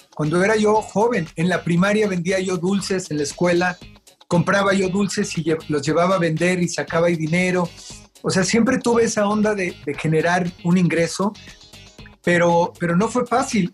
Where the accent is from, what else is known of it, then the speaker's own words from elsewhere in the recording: Mexico City, Mexico; also born or lived in United States; Yo nací en Iztapalapa, en el Cerro del Peñón, ahí por, por la cabeza de Juárez